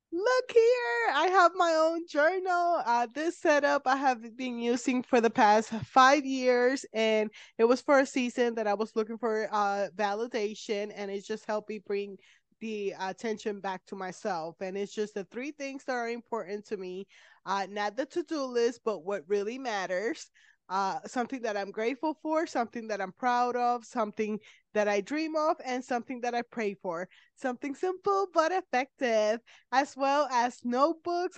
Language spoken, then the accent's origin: English; Puerto Rico; I'm from Puerto Rico